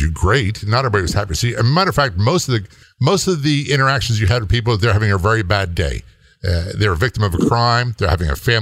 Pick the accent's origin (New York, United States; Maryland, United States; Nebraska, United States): Maryland, United States; Southern; moved away as an adult; also born or lived in Baltimore, Maryland; I was not a native of Baltimore. I came from Southern Maryland.